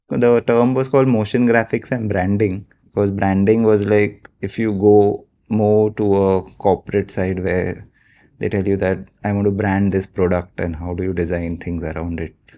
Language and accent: English; Mumbai, Maharashtra, India; I've born and brought up in Mumbai only, like a proper Bombay boy.